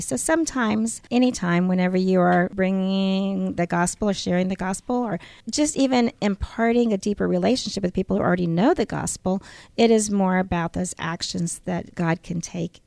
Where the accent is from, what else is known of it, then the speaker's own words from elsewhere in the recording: San Antonio, Texas, United States; I was brought up in San Antonio, Texas